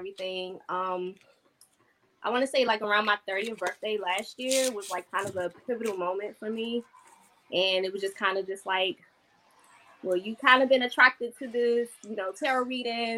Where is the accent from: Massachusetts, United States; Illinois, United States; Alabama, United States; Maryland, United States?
Maryland, United States; Landover; now in Georgia, United States; I'm from Landover, but I currently live in Georgia.